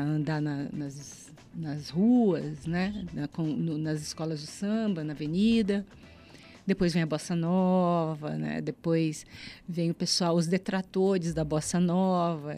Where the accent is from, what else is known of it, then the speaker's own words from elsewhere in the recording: São Paulo, Brazil; now in Curitiba, Brazil; Eu sou de São Paulo